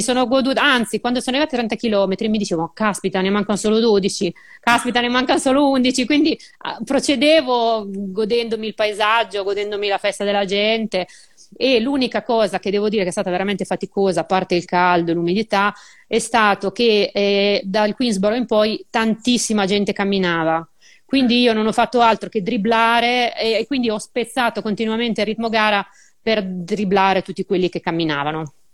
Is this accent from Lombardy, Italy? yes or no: no; Urbino, Marche, Italy; vengo da Urbino